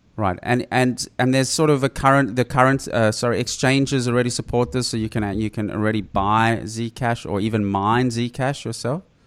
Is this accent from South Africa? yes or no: yes; South Africa; I grew up in South Africa